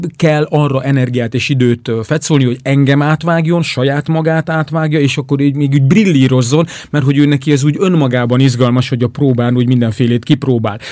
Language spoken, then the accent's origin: Hungarian; Hungary; magyarként ott vagyunk